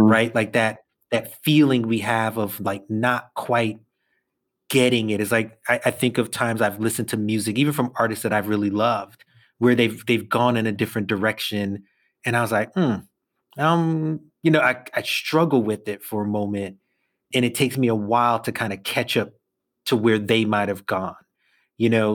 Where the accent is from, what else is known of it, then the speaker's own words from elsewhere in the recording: New York City, New York, United States; I'll say I'm from Brooklyn